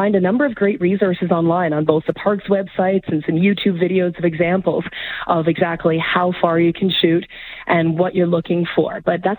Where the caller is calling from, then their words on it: Calgary, Alberta, Canada; I'm speaking from Calgary, of course, so I've got a little bit more familiarity with the local area.